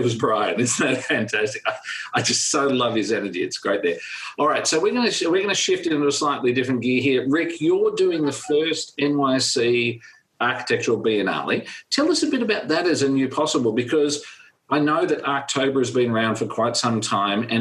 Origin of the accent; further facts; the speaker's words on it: Australia; Hey, I'm Australian.